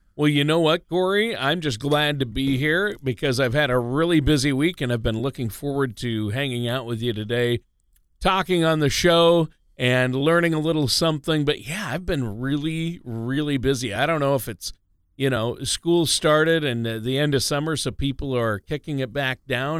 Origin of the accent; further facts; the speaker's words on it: Minnesota, United States; I grew up in Minnesota